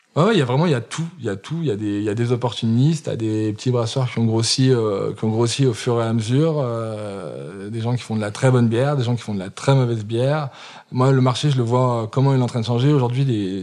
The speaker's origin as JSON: {"language": "French", "town": "Saint-Étienne", "region": "Auvergne-Rhône-Alpes", "country": "France", "tie": "born or raised there", "also_born_or_lived": "England / Tunisia", "said": "je suis né à Saint-Étienne, j'ai 34 ans, donc ça fait 34 euh, ans euh, quasi de Saint-Étienne"}